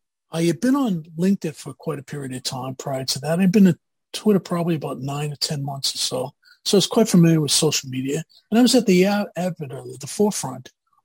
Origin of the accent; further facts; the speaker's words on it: Boston, Massachusetts, United States; accent: Boston; moved away as an adult; also born or lived in Amherst, Massachusetts / Newton, Massachusetts; now in Roswell, United States; And I'm originally from Boston, if you can't guess. I grew up in Boston, went to school in Boston, as well as Amherst, Massachusetts, and I've never lost my accent, quite honestly.